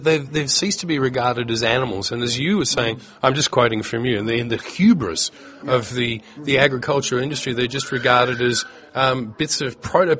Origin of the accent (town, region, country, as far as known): Australia